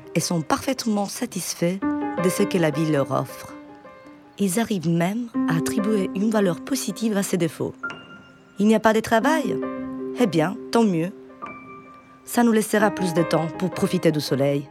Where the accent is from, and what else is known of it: Sicily, Italy; French is a second language; moved away